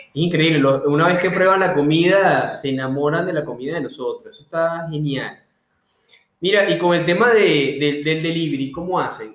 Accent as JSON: {"language": "Spanish", "town": "Puerto Cabello", "region": "Carabobo", "country": "Venezuela", "moved": "yes", "lives_now": "Buenos Aires, Argentina", "said": "Yo soy de Puerto Cabello, de, las playas allá de Puerto Cabello, soy yo"}